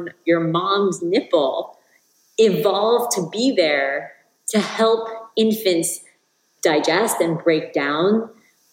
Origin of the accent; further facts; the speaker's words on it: New York, United States; now in Venice, California, United States; I live in Venice, California, although I grew up in New York